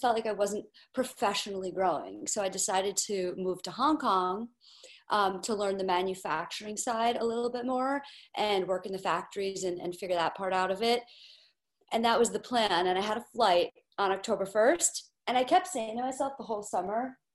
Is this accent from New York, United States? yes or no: yes; New York City, New York, United States; So I'm born and raised in Manhattan, New York City, which is why I'm a New York sports fan